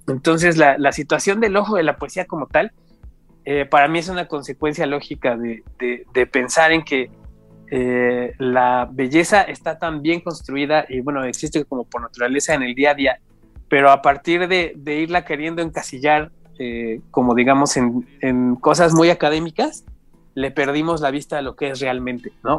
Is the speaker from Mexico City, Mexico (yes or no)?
yes; Mexico City, Mexico; yo en realidad nací y crecí en Iztapalapa hasta como los 20 años.